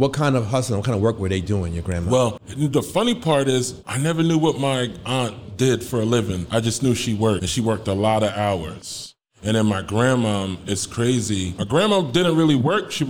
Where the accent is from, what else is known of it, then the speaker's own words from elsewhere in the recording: Ghana; now in United States; I'm Ghanaian. Both my parents are from Ghana, so yeah, I'm Ghanaian, man.